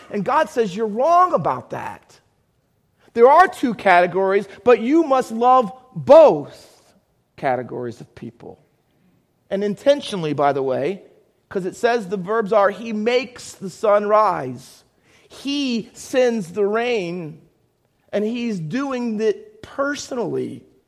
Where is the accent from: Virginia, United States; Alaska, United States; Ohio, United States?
Ohio, United States; Findlay; also born or lived in Camden, New Jersey; now in Hamilton, United States; I was born in Camden, New Jersey. Um, most of you know that, I hope. Cooper Hospital. Um, but I grew up in Findlay, Ohio.